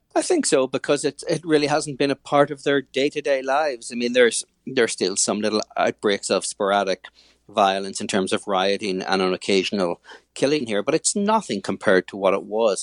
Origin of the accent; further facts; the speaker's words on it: Northern Ireland, United Kingdom; moved away as an adult; also born or lived in Belfast; now in New York, United States; I grew up in Northern Ireland, moved to New York forty-eight hours after I got my final results in college in Belfast